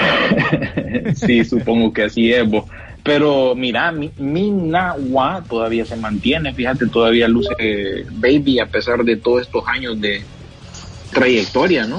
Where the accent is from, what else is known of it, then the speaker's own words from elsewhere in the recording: Honduras; nosotros como hondureños